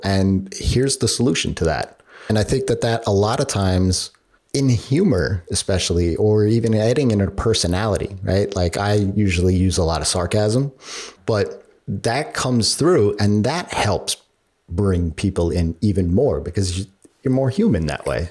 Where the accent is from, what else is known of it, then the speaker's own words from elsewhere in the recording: New York, United States; being a New Yorker myself